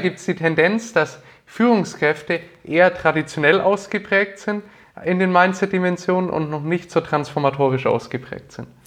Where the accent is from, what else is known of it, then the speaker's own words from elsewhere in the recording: Nuremberg, Bavaria, Germany; also born or lived in Bamberg; Ich komme aus Nürnberg, äh, aus dem schönen Frankenland und bin hier geboren und aufgewachsen